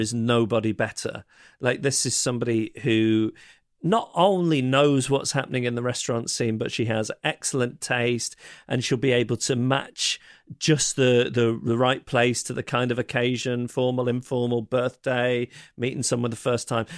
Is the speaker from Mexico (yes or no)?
no; Manchester, North West England, United Kingdom; I'm from Manchester